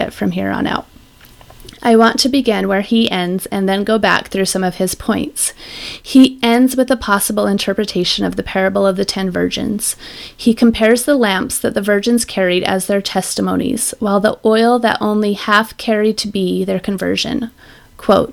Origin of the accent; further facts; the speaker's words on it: Utah, United States; I grew up in Utah, and I'm pretty sure in the most LDS neighborhood in the world